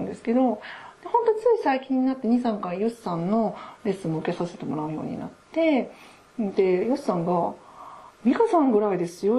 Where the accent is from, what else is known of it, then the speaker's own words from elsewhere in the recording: Aichi, Japan; now in Gifu, Japan; 愛知で私もあれ育って、海がそばだったので